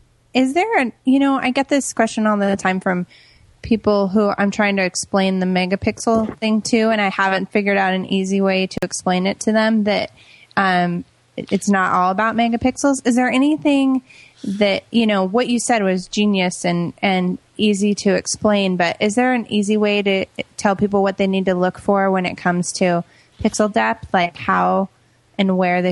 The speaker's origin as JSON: {"language": "English", "town": "San Diego", "region": "California", "country": "United States", "tie": "born or raised there", "said": "It this year is in San Diego, my hometown."}